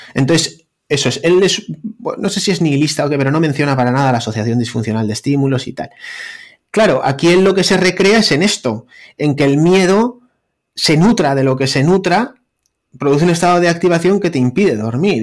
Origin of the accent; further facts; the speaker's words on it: Bilbao, Basque Country, Spain; un panchito de Bilbao, cardiólogo